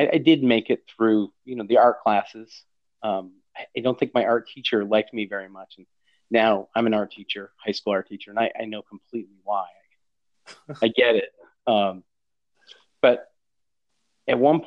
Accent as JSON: {"language": "English", "region": "Maine", "country": "United States", "said": "I'm from Maine, you know, deep in Stephen King country."}